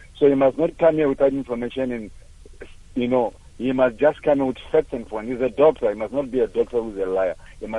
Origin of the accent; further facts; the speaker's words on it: South Africa; I'm a South African.